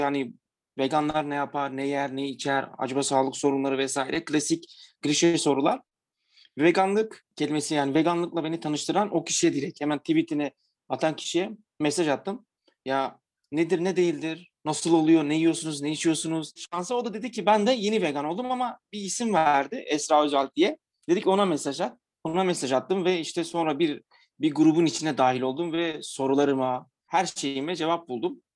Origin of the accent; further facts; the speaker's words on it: Diyarbakır, Diyarbakır Province, Turkey; now in Istanbul, Turkey; Ben de Diyarbakırlıyım